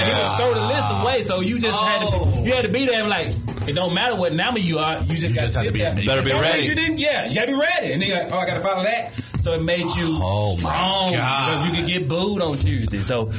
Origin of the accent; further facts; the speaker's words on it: Villa Rica, Georgia, United States; also born or lived in Atlanta, Georgia; I grew up comedy-wise in Atlanta, but my hometown is a smaller area, Villarica, Georgia.